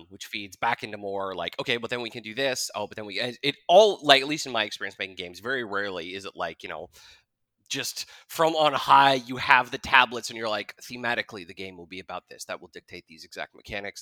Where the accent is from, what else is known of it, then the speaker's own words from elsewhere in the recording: Jackson, Wyoming, United States; I grew up in Jackson. Uh, I was born and raised there